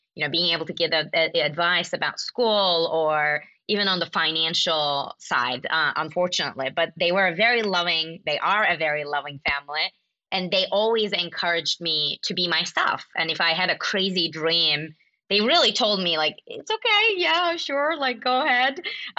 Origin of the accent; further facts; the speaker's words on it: Mediterranean side, Mediterranean Region, Turkey; now in San Francisco, United States; I am from Turkey, and I grew up in a tiny city, like more like a village in Turkey on the Mediterranean side